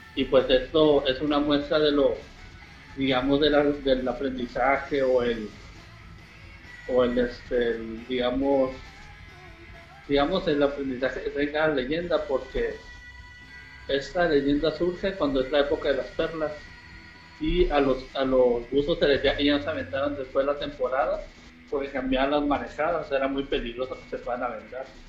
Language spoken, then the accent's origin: Spanish; Baja California Sur, Mexico; Muchas veces cuando voy, de viaje me dicen, ah, eres de Baja California Sur y, y ocupo pasaporte para ir para allá. Y digo, no, somos de México